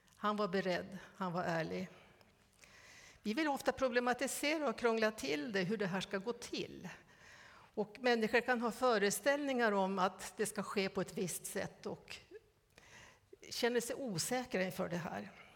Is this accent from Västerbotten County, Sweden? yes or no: no; Västernorrland County, Sweden; Vi är födda samma år. Och vi har båda växt upp i Ångermanland.